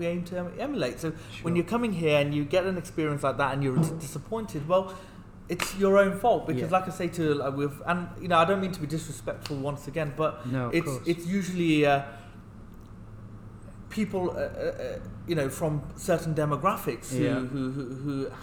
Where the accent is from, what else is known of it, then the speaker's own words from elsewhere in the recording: Birmingham, West Midlands, United Kingdom; I was a Brummie born and bred